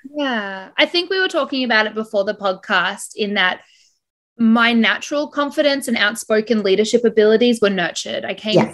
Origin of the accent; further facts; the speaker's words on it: Brisbane, Queensland, Australia; now in Toronto, Canada; I was born in Brisbane, currently living in Toronto, Canada